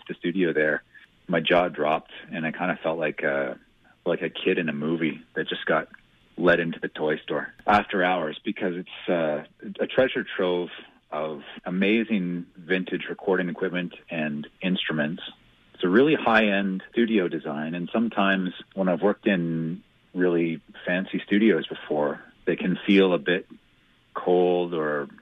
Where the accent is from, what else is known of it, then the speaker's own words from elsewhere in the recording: Edmonton, Alberta, Canada; also born or lived in Banff; now in Calgary, Canada; as a kid growing up in Edmonton